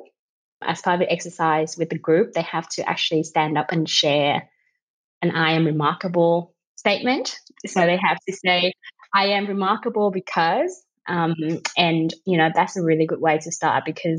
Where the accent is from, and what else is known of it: Vietnam; English is a second language; moved away as an adult; now in Australia